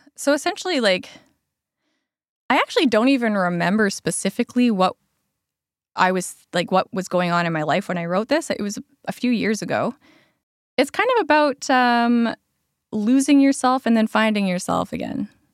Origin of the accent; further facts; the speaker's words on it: Alberta, Canada; now in Lower Mainland, Canada; I grew up in Alberta.